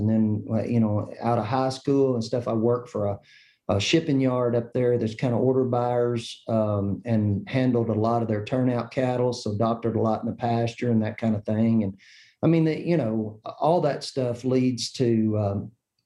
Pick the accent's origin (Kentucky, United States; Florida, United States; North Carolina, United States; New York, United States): Kentucky, United States; I grew up in Kentucky